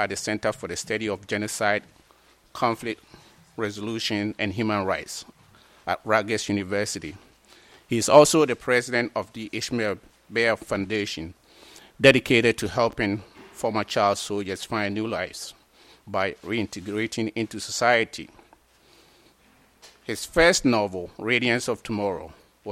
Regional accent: Ghana; now in United States; I'm from West Africa also, Ghana.

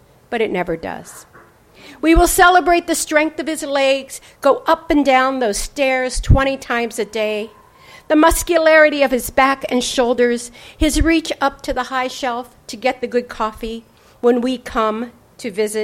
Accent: Pennsylvania-West Virginia border, United States; now in California, United States; I grew up on the Pennsylvania-West Virginia border in a small town of 700 people

